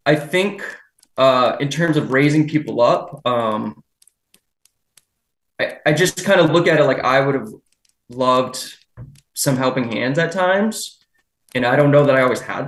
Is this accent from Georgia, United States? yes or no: no; Derry, New Hampshire, United States; also born or lived in Chester, New Hampshire; So I grew up in Derry, the neighboring town. I live in Chester now.